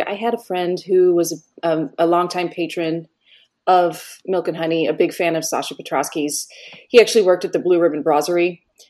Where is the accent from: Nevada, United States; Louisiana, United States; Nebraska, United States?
Nebraska, United States; Grand Island; moved away as an adult; also born or lived in Littleton, Colorado / Denver, Colorado; now in New York, United States; my formative years were split 50-50 between Nebraska and Colorado.